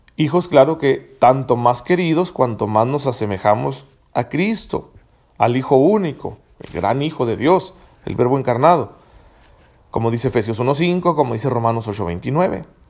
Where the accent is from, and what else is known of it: Mexico